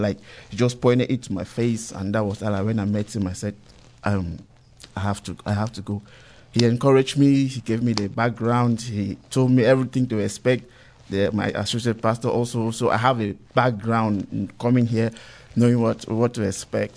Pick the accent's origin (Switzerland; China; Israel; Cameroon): Cameroon; moved away as an adult; now in United States; I'm originally from Cameroon, but um, with Nigerian parents. So um, I came here 2011